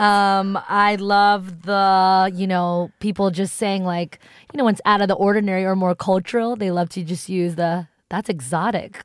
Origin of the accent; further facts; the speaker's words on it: East Coast, United States; first language English; growing up on the East Coast